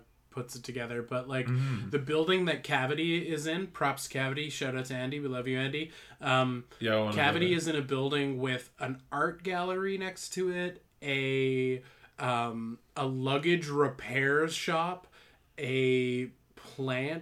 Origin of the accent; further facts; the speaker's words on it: Canada; I'm Canadian